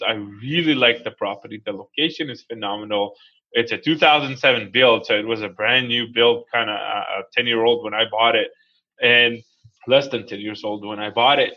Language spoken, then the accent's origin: English; Israel; moved away as an adult; now in United States; I was born and raised in Israel